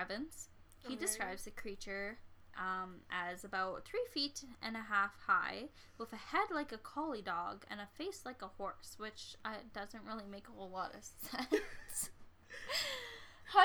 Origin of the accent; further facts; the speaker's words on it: Saskatchewan, Canada; I'm from Saskatchewan.